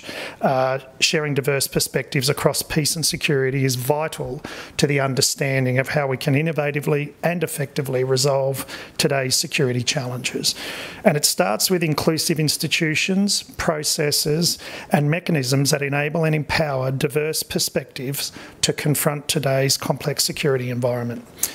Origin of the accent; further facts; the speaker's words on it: Australia; accent: Australian; moved away as an adult; now in Hawaii, United States; clearly an Australian